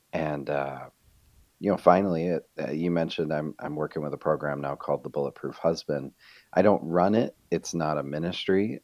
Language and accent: English; Rochester, New York, United States; moved away as an adult; also born or lived in Fort Mill, South Carolina; now in Rochester, United States; we're both originally from Rochester, New York